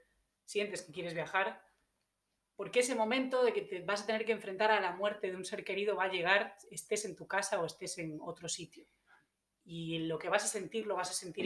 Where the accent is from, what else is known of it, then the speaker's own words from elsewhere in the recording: Galicia, Spain; moved away as an adult; also born or lived in Ibiza / New Zealand / United States; now in Australia; yo soy española, vengo del noroeste de España, de Galicia